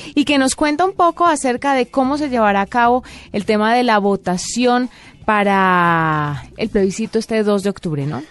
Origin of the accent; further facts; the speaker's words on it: Colombia; nuestro derecho y nuestro deber como ciudadanos colombianos